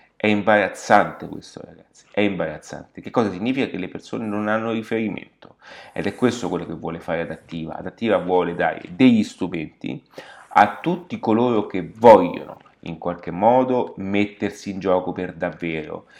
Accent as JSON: {"language": "Italian", "town": "Rome", "region": "Lazio", "country": "Italy", "tie": "born or raised there", "said": "mi trovo in questo momento nella capitale, quindi sono dove sono nato, sono a Roma"}